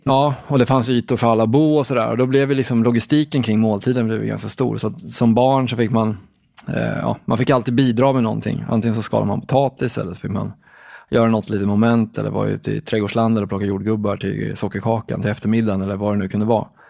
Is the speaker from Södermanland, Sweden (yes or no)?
yes; Katrineholm, Södermanland, Sweden; Jag kommer från en liten stad som heter Katrineholm i Sörmland.